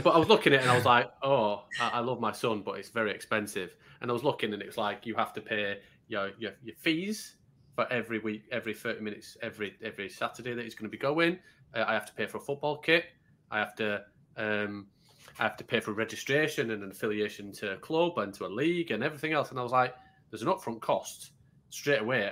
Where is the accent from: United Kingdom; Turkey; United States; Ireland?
United Kingdom; Yorkshire and the Humber; I'm a Yorkshireman